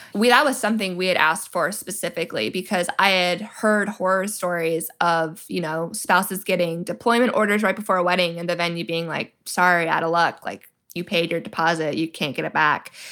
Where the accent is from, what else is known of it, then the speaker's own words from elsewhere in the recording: Georgia, United States; my home state of Georgia.